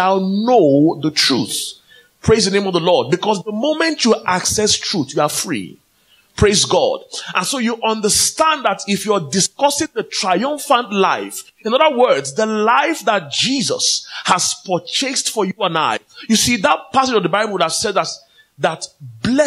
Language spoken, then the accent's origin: English; Nigeria; now in Swansea, United Kingdom; I'm from Nigeria